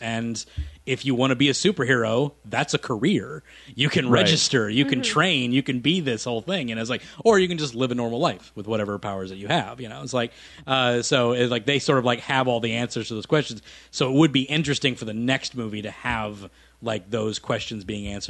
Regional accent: Minnesota, United States; I'm from Minnesota

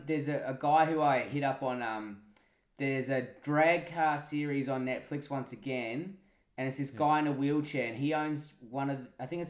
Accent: Perth, Western Australia, Australia; I'm from Perth.

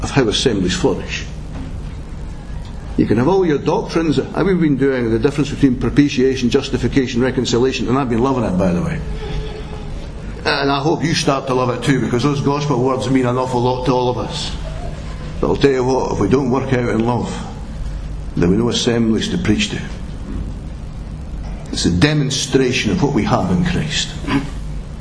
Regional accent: Scotland, United Kingdom; that ability we have as Scots

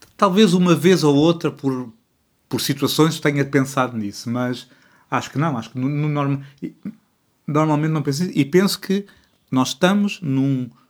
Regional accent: Portugal; eu sou bilíngue de português-português

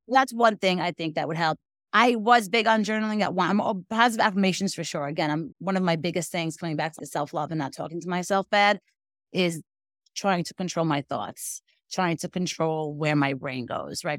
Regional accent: New York City, New York, United States; I'm from Brooklyn, New York

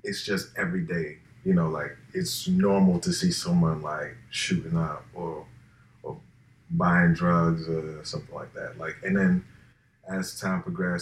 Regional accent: New York City, New York, United States; I'm from here. Like you. Like, I'm raised here.

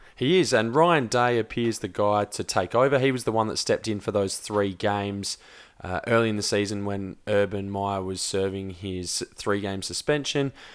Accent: South Australia, Australia; we're South Australian born

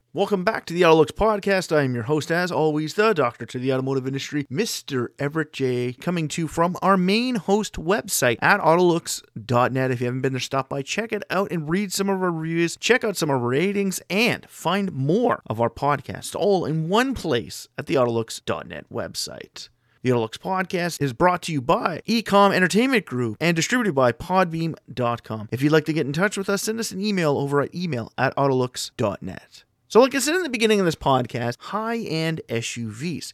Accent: Canada; residing in my home country of Canada

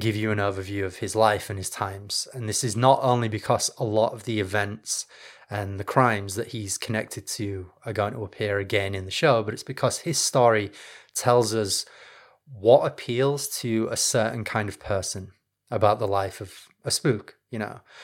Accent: Leeds, Yorkshire and the Humber, United Kingdom; my home town of Leeds, where I come from. Leeds is in the north of England, in case you can't tell from the accent.

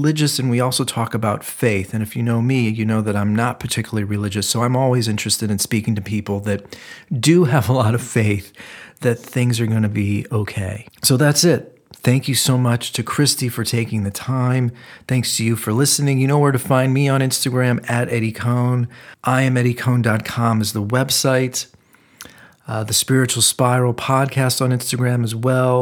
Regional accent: Cleveland, Ohio, United States; I'm actually from Ohio also, from Cleveland.

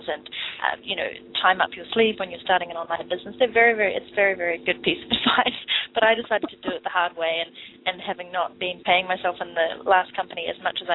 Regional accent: New Zealand; moved away as an adult; also born or lived in London, England / Vancouver, Canada; I am from New Zealand, but left in 2006 to live in London, England for 2.5 years, and then I moved to Vancouver

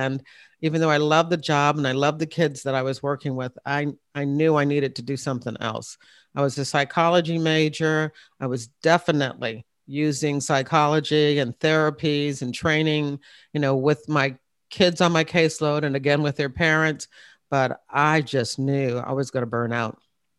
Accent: Hampton, Virginia, United States; I was in Newport News, Virginia. I'm from the Hampton area. I'm really an Air Force brat, but my father retired after 21 years at Langley Air Force Base, and we were in Hampton.

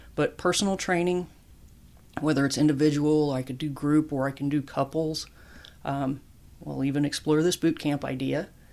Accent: Larned, Kansas, United States; moved away as an adult; also born or lived in El Paso, Texas; a kid growing up in Kansas

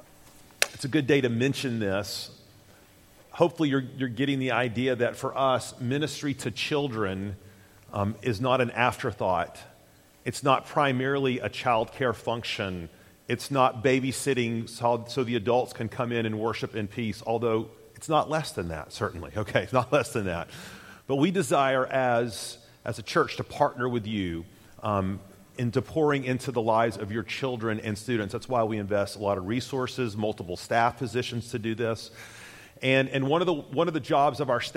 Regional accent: Tennessee, United States; moved away as an adult; also born or lived in Jackson, Mississippi; Susan and I hail from Tennessee

